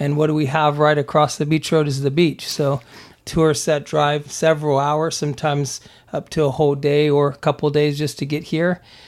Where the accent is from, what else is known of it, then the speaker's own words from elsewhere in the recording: Germany; also born or lived in Texas, United States / Pennsylvania, United States; But I was born in Texas and raised in Germany.